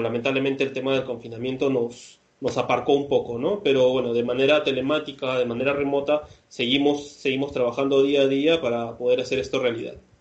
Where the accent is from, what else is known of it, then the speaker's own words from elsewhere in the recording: Peru; moved away as an adult; now in Barcelona, Spain; yo finalmente soy, de Perú